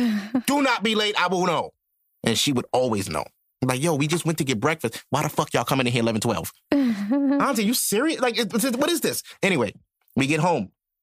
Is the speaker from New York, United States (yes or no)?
yes; New York City, New York, United States; now in Georgia, United States; I don't even live here, bro. I'm from Brooklyn.